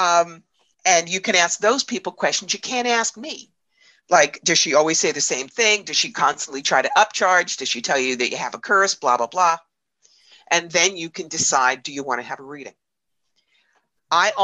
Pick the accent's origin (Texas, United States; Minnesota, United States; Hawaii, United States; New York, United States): New York, United States; I'm from New York